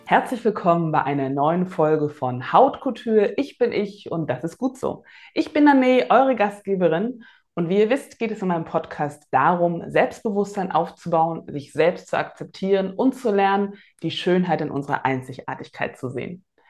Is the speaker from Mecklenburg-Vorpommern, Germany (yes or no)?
yes; Rostock, Mecklenburg-Vorpommern, Germany; Bin ja in Rostock geboren und aufgewachsen